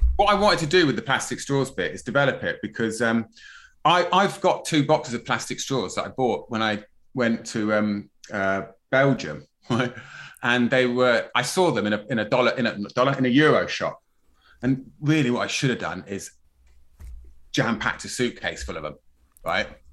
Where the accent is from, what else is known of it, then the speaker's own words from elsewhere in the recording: Plymouth, South West England, United Kingdom; I grew up in Plymouth, you know, it's a bit salty down there